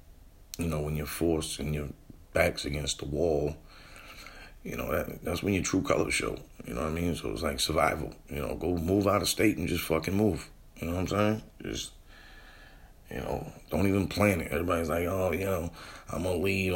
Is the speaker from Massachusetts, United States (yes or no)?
yes; New Bedford, Massachusetts, United States; moved away; I'm from New Bedford, and it was home